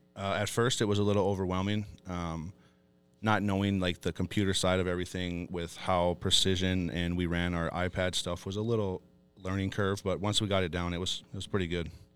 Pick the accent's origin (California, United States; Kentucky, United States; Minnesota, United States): Minnesota, United States; Fond du Lac Reservation; I was born and raised on Fond du Lac